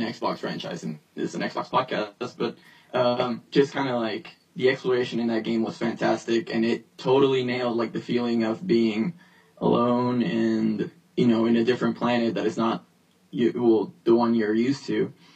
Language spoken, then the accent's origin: English; New York, United States; I grew up in New York